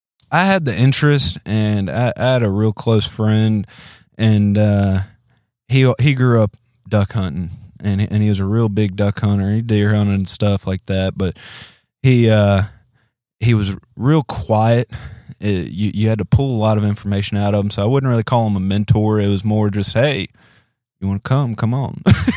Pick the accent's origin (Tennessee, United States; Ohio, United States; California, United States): Tennessee, United States; Memphis; also born or lived in Louisiana; Born and raised in Memphis, Tennessee. Got a bunch of family down in Louisiana.